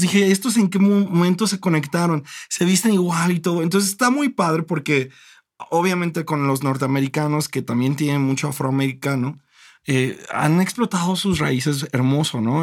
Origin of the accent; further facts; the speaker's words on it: Acapulco, Guerrero, Mexico; yo crecí en Acapulco